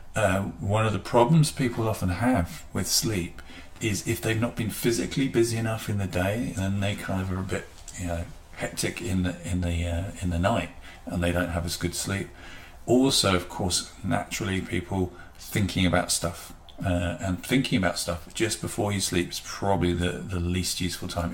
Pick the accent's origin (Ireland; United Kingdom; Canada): United Kingdom; England; as English people